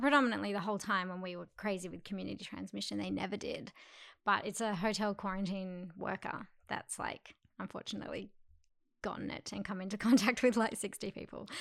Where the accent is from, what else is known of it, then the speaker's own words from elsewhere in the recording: Perth, Western Australia, Australia; moved away as an adult; now in Sydney, Australia; I'm originally from Perth.